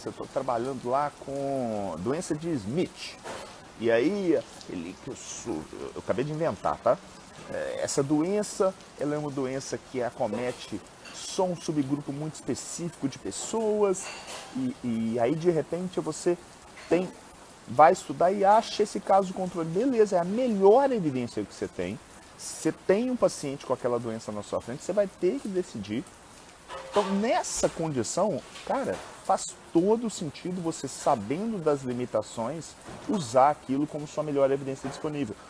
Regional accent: Minas Gerais, Brazil; eu sou mineiro

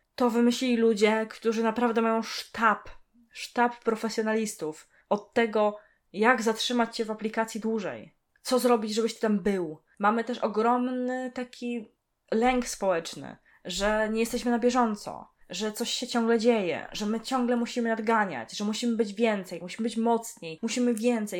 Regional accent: Poland; pochodzę z gór, Mieszkam w dość sporej górce i tam nie było możliwości telefonów stacjonarnych

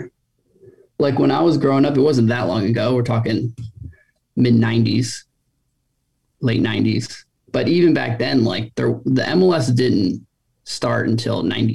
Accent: Takoma Park, Maryland, United States; I grew up in Tacoma Park, a suburb outside of DC

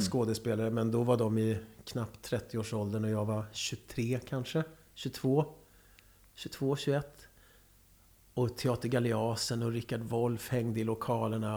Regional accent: Karlskoga, Örebro County, Sweden; moved away; also born or lived in Lycksele; jag är värmlänning

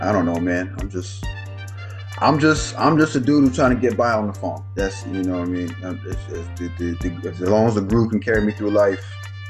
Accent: Los Angeles, California, United States; now in New York, United States; Los Angeles, L.A.

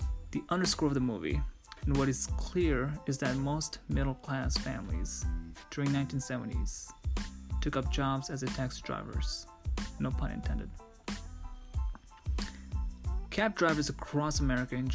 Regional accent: New York City, New York, United States; growing up in New York City

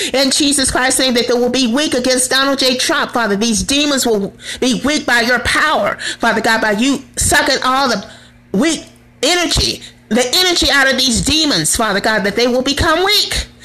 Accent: United States

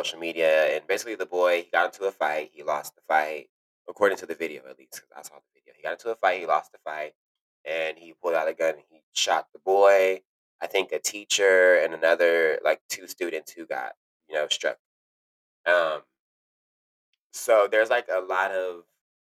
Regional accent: Dallas, Texas, United States; moved away as an adult; also born or lived in Arlington, Texas; now in New York, United States; I'm originally from Texas

